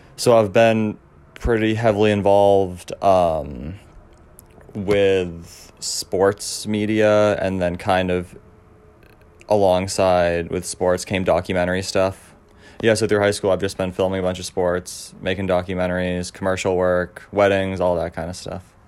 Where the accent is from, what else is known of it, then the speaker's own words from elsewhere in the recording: Cape Elizabeth, Maine, United States; I'm from Cape Elizabeth, Maine, which is right outside of Portland.